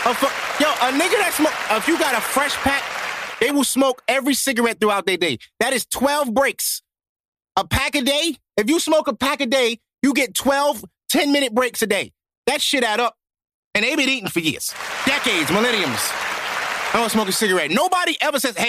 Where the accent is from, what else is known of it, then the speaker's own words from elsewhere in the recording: New York City, New York, United States; I'm from Brooklyn, too, man. I'm from Canarsie